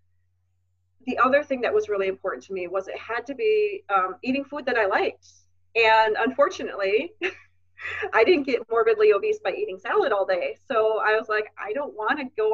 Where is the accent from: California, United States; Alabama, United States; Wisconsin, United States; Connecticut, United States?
Wisconsin, United States; moved away as an adult; also born or lived in Minnesota; I'm from Wisconsin, but I moved to Minnesota for college.